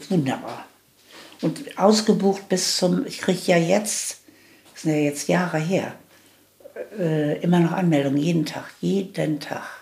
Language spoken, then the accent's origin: German; Gelsenkirchen, North Rhine-Westphalia, Germany; born there; ich wurde 1938 in Gelsenkirchen geboren